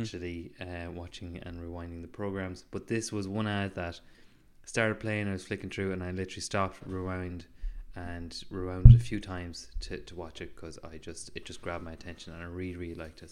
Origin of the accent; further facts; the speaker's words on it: Mayo, Connacht, Ireland; accent: Mayo; Mayo is making my accent stronger